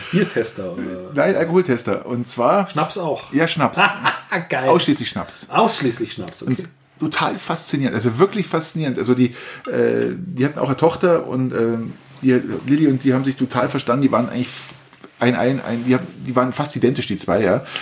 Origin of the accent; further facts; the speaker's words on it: Bavaria, Germany; Wir kommen aus Niederbayern Volk.